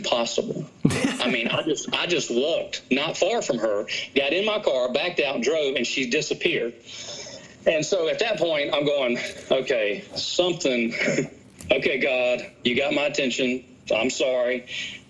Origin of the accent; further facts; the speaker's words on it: Danville, Virginia, United States; I'm from Danville, Virginia